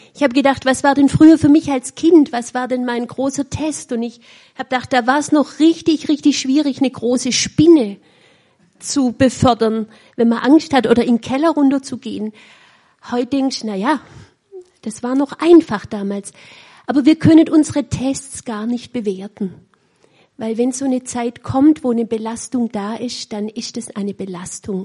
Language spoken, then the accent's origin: German; Weinstadt, Baden-Württemberg, Germany; accent: Swabian; Ich spreche ein wunderbares Schwäbisch, weil ich auch in Weinstadt aufgewachsen bin